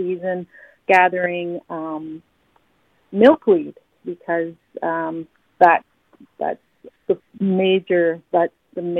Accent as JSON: {"language": "English", "town": "Alderville", "region": "Ontario", "country": "Canada", "said": "I'm from Alderville"}